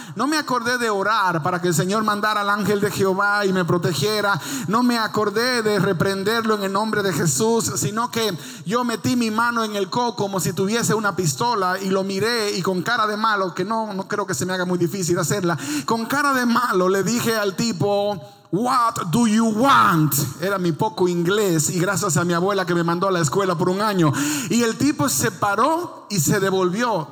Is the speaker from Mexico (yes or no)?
no; Dominican Republic; moved away; En mi país no había nieve, solo había lodo